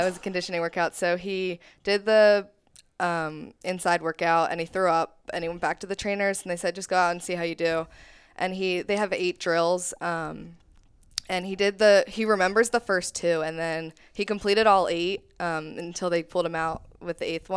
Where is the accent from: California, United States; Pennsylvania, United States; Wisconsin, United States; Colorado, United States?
Pennsylvania, United States; We're from Pennsylvania.